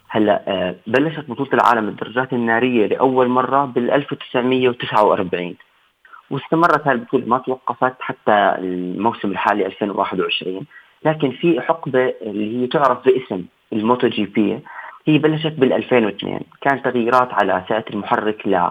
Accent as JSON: {"language": "Arabic", "country": "Jordan", "said": "عندنا بالأردن"}